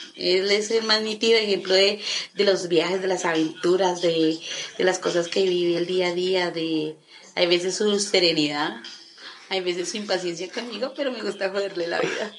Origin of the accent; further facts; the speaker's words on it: Colombia; como buen colombiano